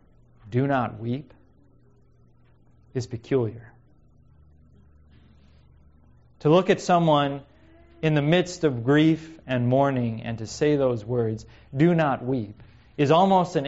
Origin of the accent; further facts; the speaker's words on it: Missouri, United States; now in Pacific Northwest, United States; growing up in Missouri